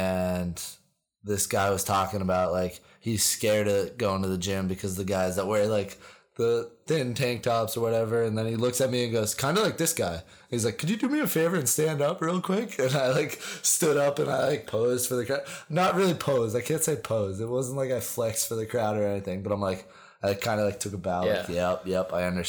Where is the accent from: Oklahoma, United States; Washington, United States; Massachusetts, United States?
Massachusetts, United States; Boston; but I'm from Boston.